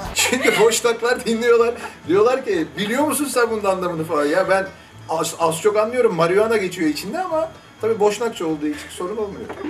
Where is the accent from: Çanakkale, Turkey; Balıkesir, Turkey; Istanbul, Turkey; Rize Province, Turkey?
Istanbul, Turkey; İstanbul'da doğmuşum, babam İstanbul'da doğmuş, onun babası İstanbul'da doğmuş.